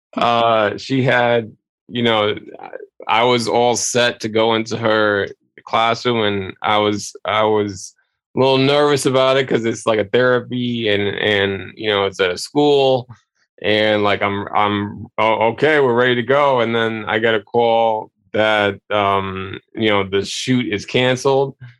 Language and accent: English; New York City, New York, United States; local television here in in my hometown